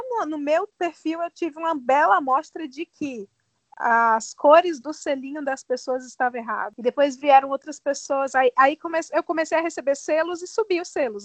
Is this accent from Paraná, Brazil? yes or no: no; Ceará, Brazil; now in São Paulo, Brazil; Também sou cearense